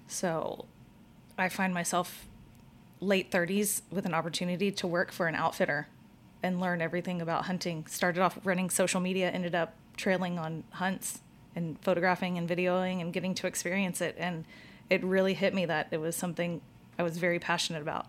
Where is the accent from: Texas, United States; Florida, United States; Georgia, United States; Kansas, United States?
Texas, United States; Katy; born or raised there; also born or lived in Houston, Texas